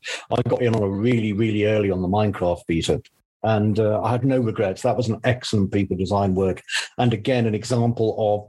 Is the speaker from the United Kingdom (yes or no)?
yes; Easington Colliery, North East England, United Kingdom; I grew up in the northeast of England in a place called Easington Colliery